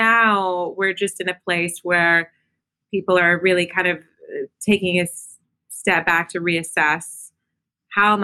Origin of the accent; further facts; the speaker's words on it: Virginia, United States; moved away as an adult; also born or lived in Germany / New York; now in London, United Kingdom; raised in Virginia